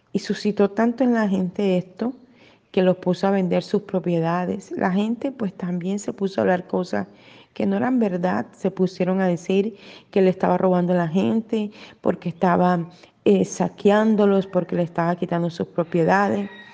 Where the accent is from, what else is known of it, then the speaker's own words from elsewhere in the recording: Colombia; yo nací en Colombia